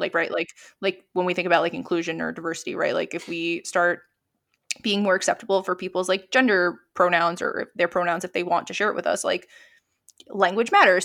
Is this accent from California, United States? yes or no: no; New York, United States; also born or lived in Pennsylvania; now in Brooklyn, United States; I was from New York